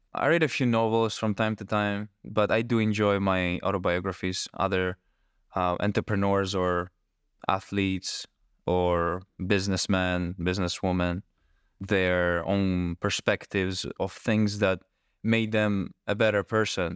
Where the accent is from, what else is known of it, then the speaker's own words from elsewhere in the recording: Greece; I am from Greece.